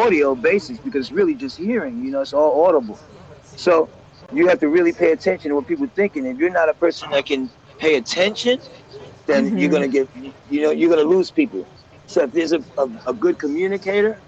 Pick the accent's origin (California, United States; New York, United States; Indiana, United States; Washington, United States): New York, United States; I'm from New York